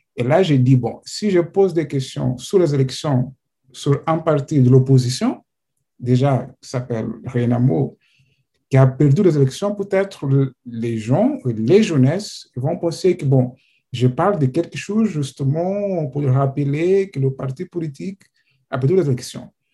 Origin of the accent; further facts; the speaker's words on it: Mozambique; French is a second language; moved away as an adult; now in France; j'ai né au Mozambique, je suis en France depuis 2016